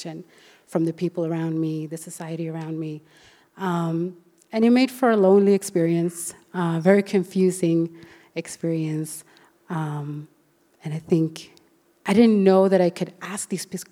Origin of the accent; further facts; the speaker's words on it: Sweden; also born or lived in Colombia; when I was about 2 years old, I was adopted from Colombia to Sweden